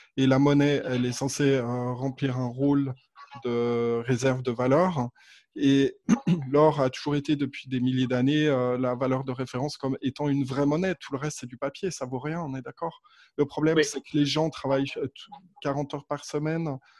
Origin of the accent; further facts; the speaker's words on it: France; now in Switzerland; je suis pas suisse, ouais, je suis français effectivement.